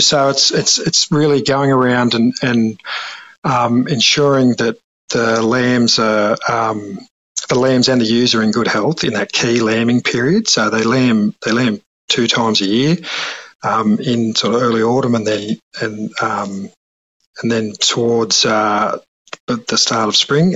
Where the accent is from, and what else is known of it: Mimosa, New South Wales, Australia; born or raised there; also born or lived in London